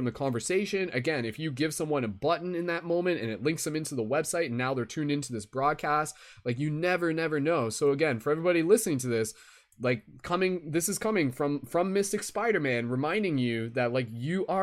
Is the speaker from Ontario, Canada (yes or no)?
yes; London, Ontario, Canada; my hometown of London, Ontario, Canada